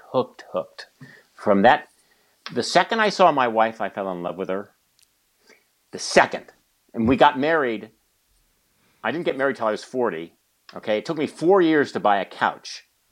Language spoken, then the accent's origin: English; California, United States; also born or lived in San Francisco; Believe me, I grew up in small farm towns in the San Joaquin Valley.